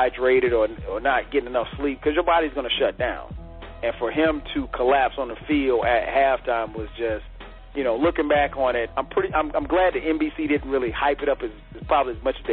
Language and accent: English; the South, United States; we're from the South